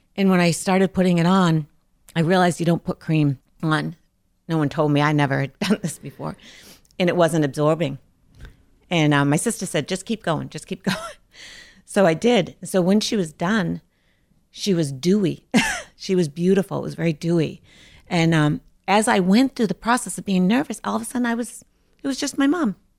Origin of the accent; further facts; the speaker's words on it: Lynn, Massachusetts, United States; I grew up in Lynn. I live in Lynn now still